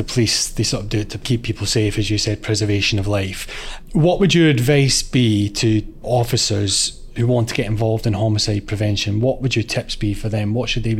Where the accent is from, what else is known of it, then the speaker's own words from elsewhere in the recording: Glasgow, Scotland, United Kingdom; my hometown in Glasgow. When I was growing up on an inner city housing estate